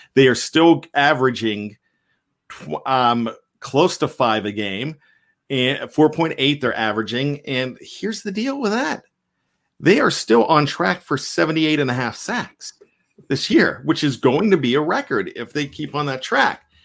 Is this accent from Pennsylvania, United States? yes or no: yes; Johnstown, Pennsylvania, United States; accent: Yinzer; We consider ourselves Yinzers um, growing up in Johnstown